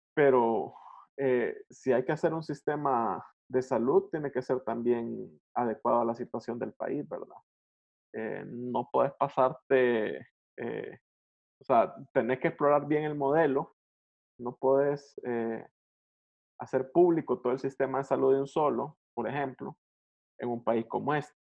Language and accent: Spanish; El Salvador; en un país como el nuestro